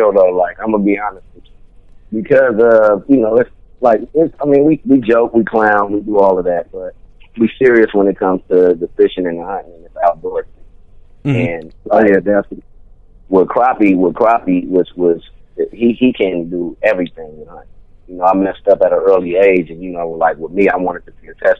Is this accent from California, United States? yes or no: yes; Venice, California, United States; I grew up in Venice.